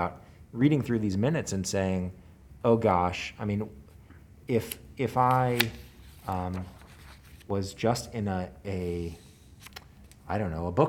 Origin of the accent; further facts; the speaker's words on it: Memphis, Tennessee, United States; also born or lived in Israel; I grew up in Memphis, lived here pretty much my whole life